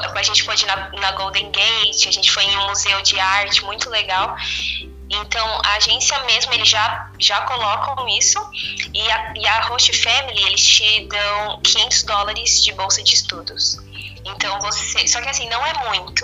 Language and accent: Portuguese; Brazil; moved away as an adult; now in United States; a gente é do Brasil